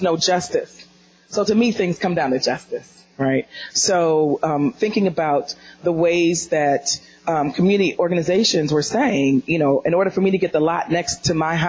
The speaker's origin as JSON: {"language": "English", "town": "Detroit", "region": "Michigan", "country": "United States", "said": "I'm from Detroit"}